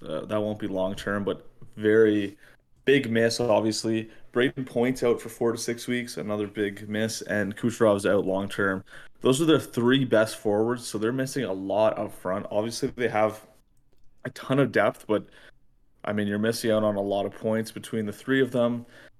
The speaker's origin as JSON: {"language": "English", "country": "Canada", "said": "How can you not love the World Juniors as a Canadian?"}